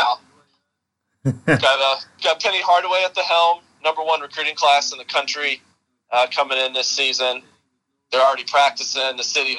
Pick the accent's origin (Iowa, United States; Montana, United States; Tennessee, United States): Tennessee, United States; Memphis; some friends and I, we're from Memphis, went to the University of Memphis.